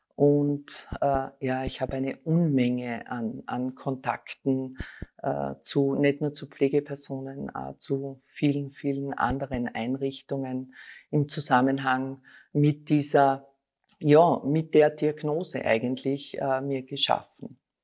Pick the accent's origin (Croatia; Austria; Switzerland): Austria; Styria; moved away as an adult; now in Vienna, Austria; ich bin eine Steirerin, komme aus der Steiermark